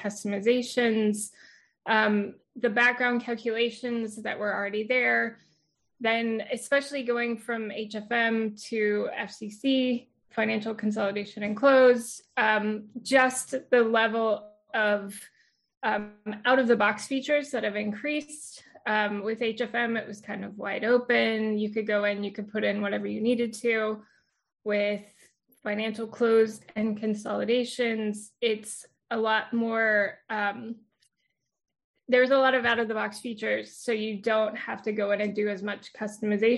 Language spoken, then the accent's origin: English; Houston, Texas, United States; I was born and raised in Houston, well, outside of Houston, the Houston area